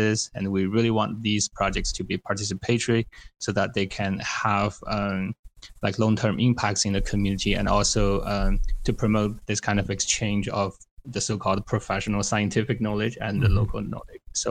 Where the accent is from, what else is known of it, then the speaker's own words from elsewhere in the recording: China; moved away as an adult; also born or lived in Austin, Texas / Guadalajara, Mexico; now in Toronto, Canada; I'm originally from China